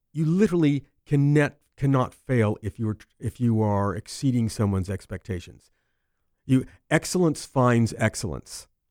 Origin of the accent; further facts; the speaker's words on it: Los Angeles, California, United States; I grew up in Hollywood